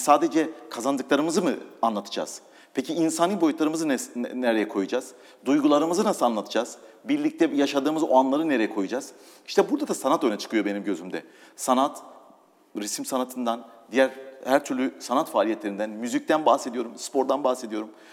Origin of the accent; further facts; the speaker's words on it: Doğubayazıt, Ağrı Province, Turkey; moved away; also born or lived in Istanbul / England / Italy; Doğu Beyazıt'ta doğdum.